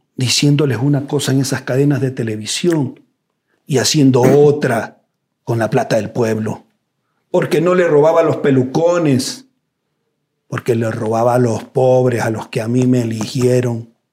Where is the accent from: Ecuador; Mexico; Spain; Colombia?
Ecuador; Los Ríos; Yo como ecuatoriano, como riocense